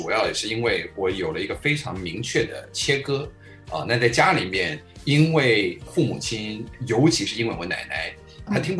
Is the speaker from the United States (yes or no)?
yes; United States; first language Chinese; moved away as an adult; also born or lived in Taiwan / New York; now in Taipei, Taiwan; 我是小时候八岁，我在移民过去到美国了。我就说非常感谢我起码还有前面这八年的时间，先是在台湾生长，